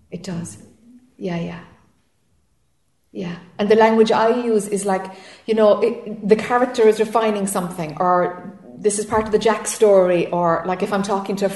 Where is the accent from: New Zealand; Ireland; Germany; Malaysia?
Ireland; now in United States; I'm Irish and I'm living in friggin' Florida.